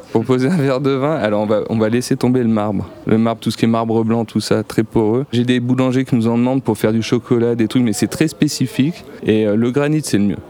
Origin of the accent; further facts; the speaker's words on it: Grenoble, Auvergne-Rhône-Alpes, France; suis de Grenoble, j'ai la montagne autour de chez moi.